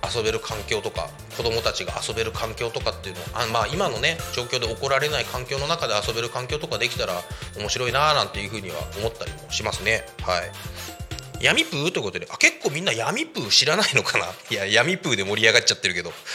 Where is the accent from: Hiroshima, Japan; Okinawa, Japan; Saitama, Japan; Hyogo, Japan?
Saitama, Japan; moved away; ずっと埼玉県で生まれ育ったんですが